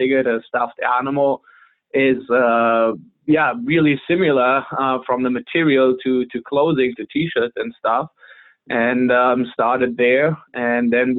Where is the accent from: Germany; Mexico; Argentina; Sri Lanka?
Germany; moved away as an adult; now in San Diego, United States; I'm originally from Germany. I've been in San Diego, California now for almost 9 years.